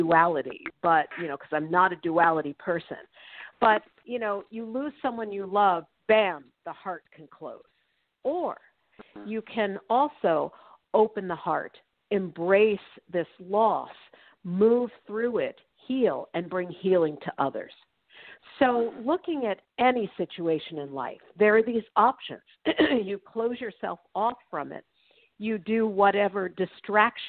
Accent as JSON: {"language": "English", "region": "New York", "country": "United States", "moved": "yes", "lives_now": "Los Angeles, United States", "said": "I'm also originally from New York"}